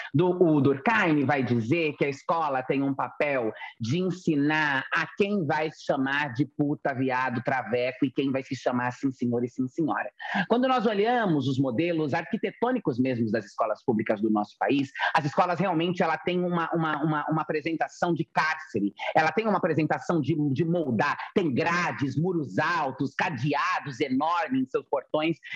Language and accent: Portuguese; Francisco Morato, São Paulo, Brazil; also born or lived in Itu; eu sou uma travesti que cresci na periferia. Cresci em Francisco Morato, depois fui morar em Itu